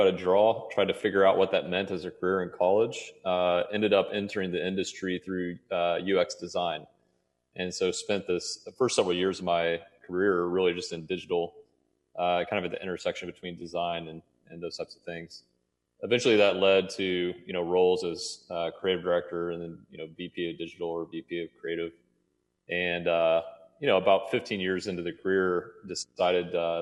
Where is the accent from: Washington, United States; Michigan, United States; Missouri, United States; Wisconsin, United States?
Missouri, United States; Trenton; I grew up in Trenton, Missouri.